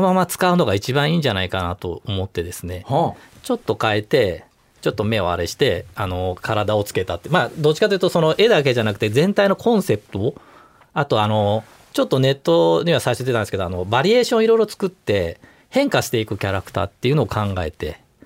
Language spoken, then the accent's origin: Japanese; Kobe, Hyogo, Japan; moved away as an adult; also born or lived in Kumamoto; now in Tokyo, Japan; 小学生ぐらいから、あの、神戸にいて、